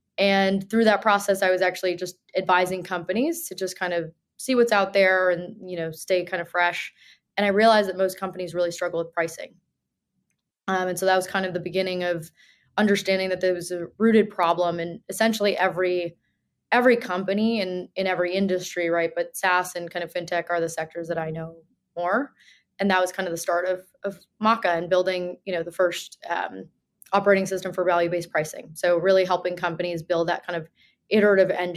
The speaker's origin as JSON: {"language": "English", "region": "New Jersey", "country": "United States", "tie": "born or raised there", "moved": "yes", "lives_now": "New York, United States", "said": "I grew up in New Jersey"}